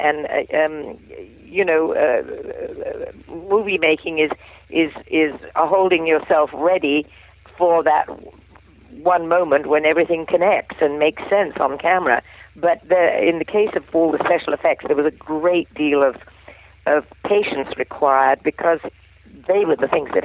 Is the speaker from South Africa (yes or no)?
no; England, United Kingdom; I'm an English gal